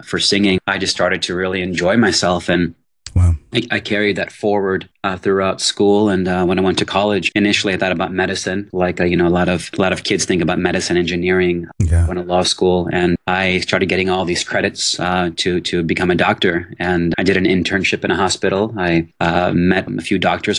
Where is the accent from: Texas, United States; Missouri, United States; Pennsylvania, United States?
Texas, United States; Houston; moved away as an adult; also born or lived in New Orleans, Louisiana / Assam, India (ancestry) / Los Angeles; born in New Orleans, I grew up in Houston, Texas